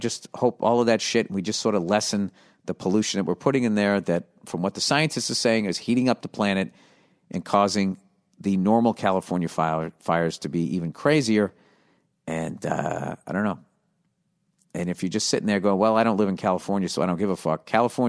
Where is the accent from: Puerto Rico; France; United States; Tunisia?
Tunisia; I'm from Tunisia.